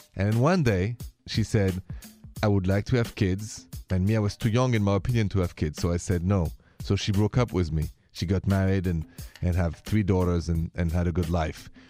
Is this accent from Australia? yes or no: no; Paris, Île-de-France, France; I'm French romantic in my blood. I'm from Paris.